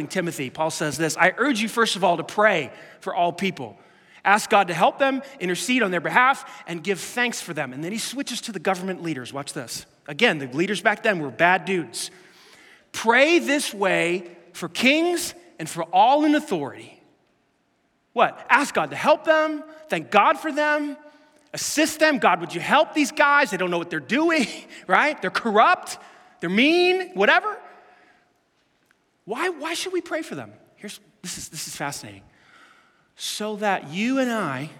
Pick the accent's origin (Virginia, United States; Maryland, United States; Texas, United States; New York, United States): New York, United States; New York City; I grew up in Staten Island